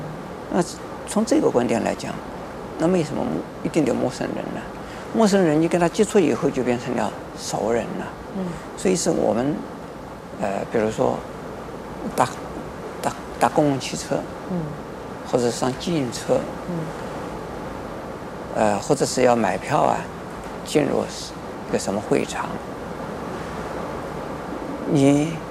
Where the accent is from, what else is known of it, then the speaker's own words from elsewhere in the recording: China; 我们中国人呢，不是种族歧视，嗯，而是呢，乡土歧视。